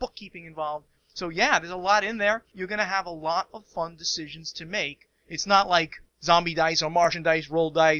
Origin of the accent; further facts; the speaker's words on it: New Jersey, United States; I'm from New Jersey